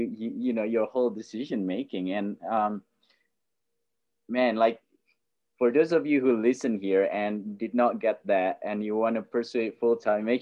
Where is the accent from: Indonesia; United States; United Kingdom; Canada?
Indonesia; now in Australia; I grew up in Indonesia